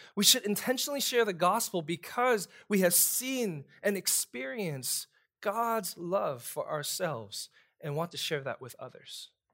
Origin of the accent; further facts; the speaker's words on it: New York City, New York, United States; moved away as an adult; also born or lived in Texas; now in Louisiana, United States; I'm a kid from Brooklyn